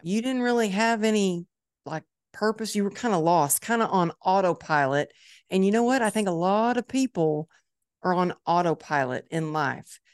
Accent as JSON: {"language": "English", "town": "Dallas", "region": "Texas", "country": "United States", "tie": "born or raised there", "said": "It's my hometown"}